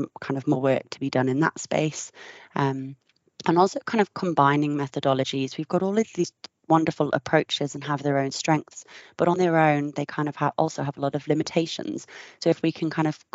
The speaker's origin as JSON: {"language": "English", "country": "United Kingdom", "moved": "yes", "lives_now": "Australia", "said": "I'm visiting from Australia at the moment and it's been 3 years since I've been home"}